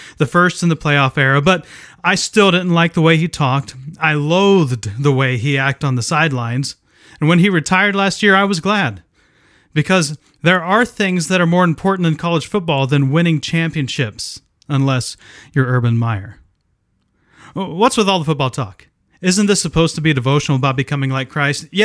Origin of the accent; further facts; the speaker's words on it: Ohio, United States; I grew up in Ohio where football is a religion